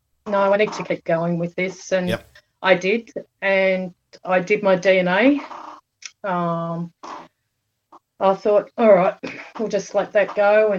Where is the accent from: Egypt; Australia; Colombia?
Australia; Central Coast, New South Wales; also born or lived in Sydney; I'm from the Central Coast in New South Wales